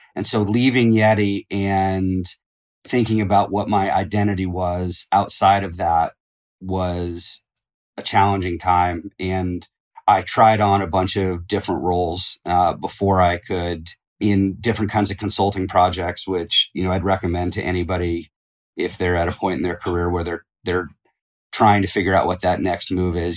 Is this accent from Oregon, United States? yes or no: yes; Eugene, Oregon, United States; I grew up in Eugene, Oregon